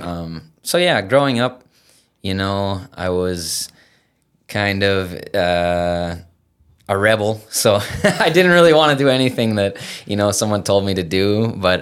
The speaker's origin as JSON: {"language": "English", "town": "Battle Lake", "region": "Minnesota", "country": "United States", "tie": "born or raised there", "also_born_or_lived": "Fergus Falls, Minnesota", "said": "Grew up in Battle Lake"}